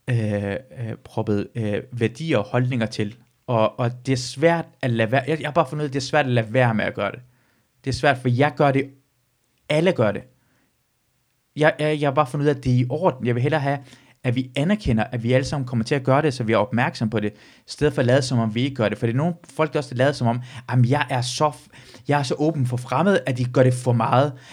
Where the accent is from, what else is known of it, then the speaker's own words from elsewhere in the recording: Randers, Central Denmark Region, Denmark; jeg kommer fra, jeg kommer fra Randers med, lad os sige det.